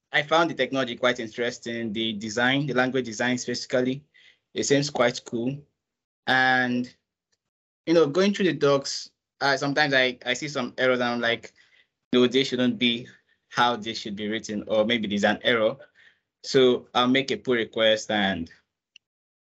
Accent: Nigeria; I'm a Nigerian.

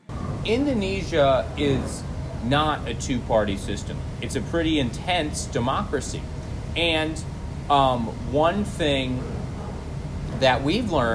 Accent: United States; moved away; I, as an American

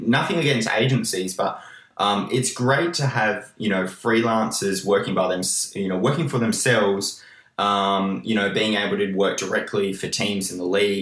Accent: Australia; I'm from Australia

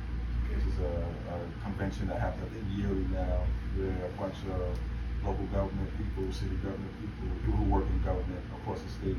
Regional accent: New York City, New York, United States; now in California, United States; I'm originally from New York City.

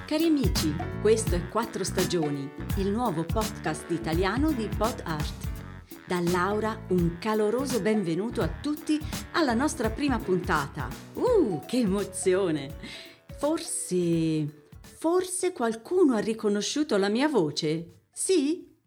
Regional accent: Siena, Tuscany, Italy; moved away as an adult; also born or lived in German-speaking Switzerland; now in Switzerland; Sono toscana, di Siena, e vivo nella Svizzera tedesca da qualche anno.

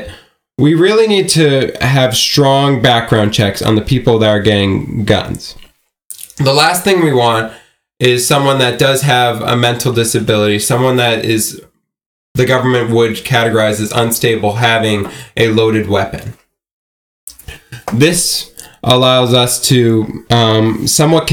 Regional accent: Newtown, Connecticut, United States; I am from Newtown

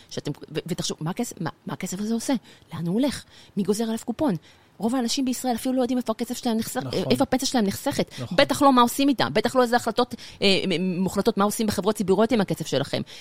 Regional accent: Gan Yavne, Central District, Israel; also born or lived in Beersheba; נולדתי בבאר שבע, גדלתי בגן יבנה, מי שמכיר חור קטן בין אשדוד לגדרה.

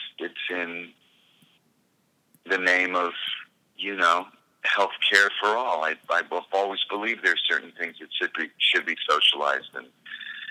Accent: United States; moved away as an adult; now in Canada; I live in this beautiful little bubble up here, even as an American citizen and an expat in a sense.

